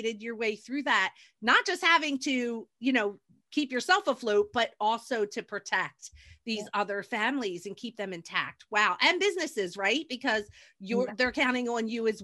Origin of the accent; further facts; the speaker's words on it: New Jersey, United States; my hometown in New Jersey